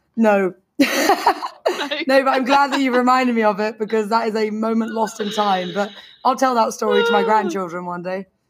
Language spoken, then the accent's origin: English; London, United Kingdom; now in Beijing, China; I'm from London